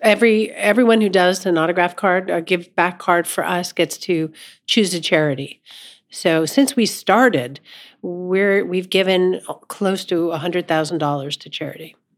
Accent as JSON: {"language": "English", "town": "Los Angeles", "region": "California", "country": "United States", "tie": "born or raised there", "moved": "yes", "said": "grew up in Los Angeles, uh, but my mom was from Pittsburgh"}